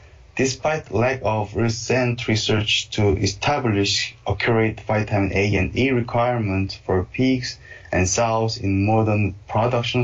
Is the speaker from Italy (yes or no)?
no; South Korea; moved away as an adult; now in Minnesota, United States; I'm from South Korea and received my master and PhD degrees from Seoul National University